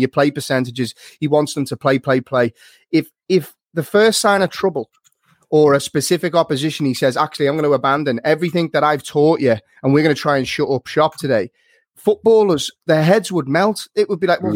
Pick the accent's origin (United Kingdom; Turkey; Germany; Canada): United Kingdom; Liverpool, North West England; moved away as an adult; now in Dublin, Ireland; I'm from Liverpool and there wasn't many Man United fans knocking about back home and since I moved to Dublin